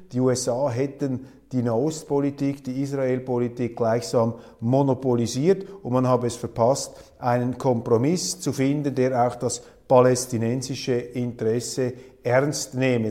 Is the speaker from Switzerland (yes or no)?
yes; Switzerland; als Schweizer